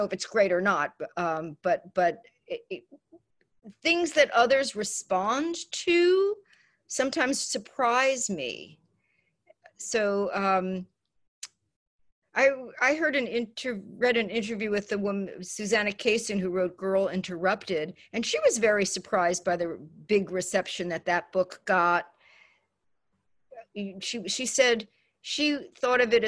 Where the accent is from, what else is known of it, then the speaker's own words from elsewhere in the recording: New York City, New York, United States; moved away; growing up in the Bronx and not doing well in school